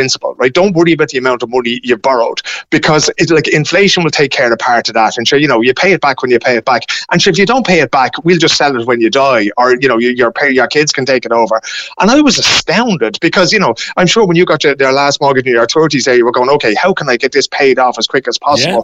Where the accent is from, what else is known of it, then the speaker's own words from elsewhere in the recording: Dublin, Leinster, Ireland; moved away as an adult; above in Dublin